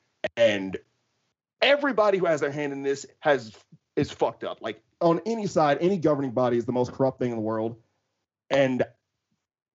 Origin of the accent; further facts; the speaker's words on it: United States; I'm not fucking from Merseyside. Like, I'm a proper American.